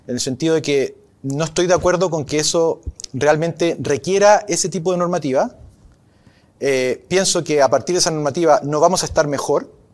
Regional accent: Arica, Arica y Parinacota, Chile; moved away; Yo me crié en Arica, sé en los años 80, sé lo que es vivir a 2.000 kilómetros de la capital

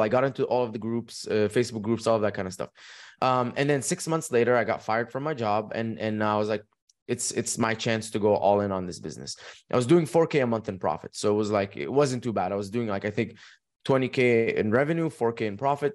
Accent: Dubai, United Arab Emirates; moved away as an adult; also born or lived in Egypt / United States; I was born in Egypt, raised in Dubai. When I was eighteen

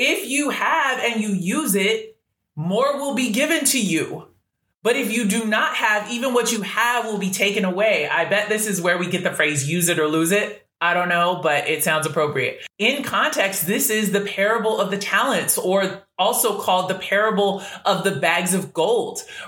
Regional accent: Washington, United States; moved away; also born or lived in California; I was born in Cali, but raised in Washington State, which is about 15 minutes away from Portland

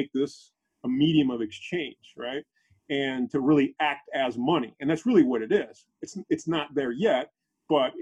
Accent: Panama; moved away; my country, I'm from Panama originally

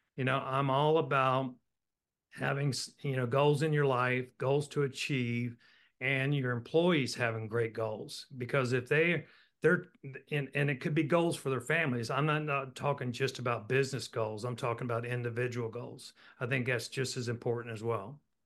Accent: Roanoke, Virginia, United States; But I was born and raised in Roanoke, Virginia, went to Virginia Tech.

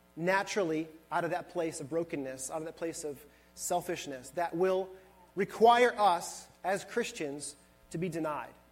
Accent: Buffalo, New York, United States; moved away; I was born and raised in Buffalo, New York

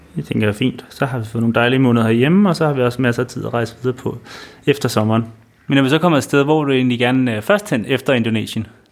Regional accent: Denmark; vi kunne komme ind som danskere

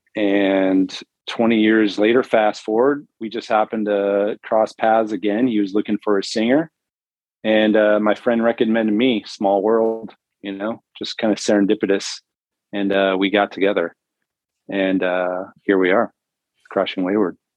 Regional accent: San Diego, California, United States; now in Las Vegas, United States; I'm from San Diego.

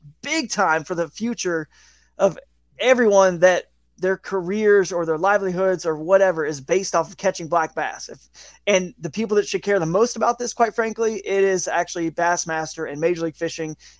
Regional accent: Georgia, United States; growing up in Georgia

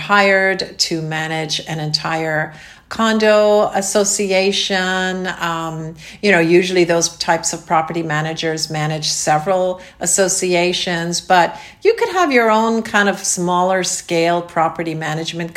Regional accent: Canada; now in Florida, United States; Canada, my home country.

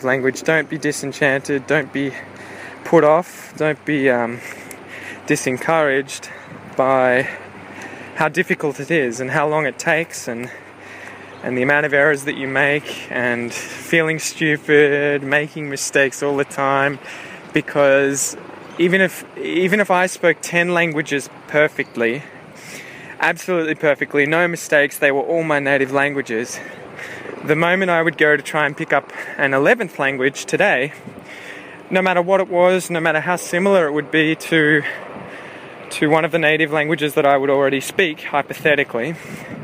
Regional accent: Australia; also born or lived in Melbourne; as an Australian who was sort of, I guess, grew up speaking only one language

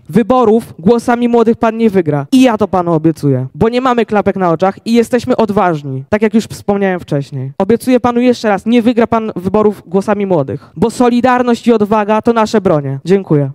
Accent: Krapkowice, Opole Voivodeship, Poland; w marcu skończę 15 lat i przyjechałem z Krapkowic na Opolszczyźnie

